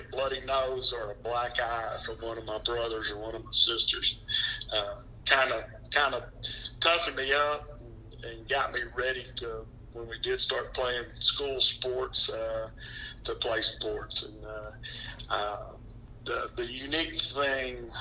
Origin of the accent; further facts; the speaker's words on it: Killeen, Texas, United States; also born or lived in Gary, Indiana; I grew up in Killeen, Texas